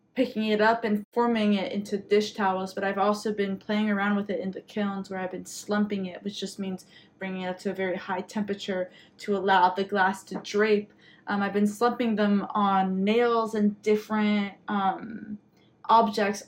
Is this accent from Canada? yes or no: yes; Quebec, Canada; my Quebecois identity and um, being Franco Canadian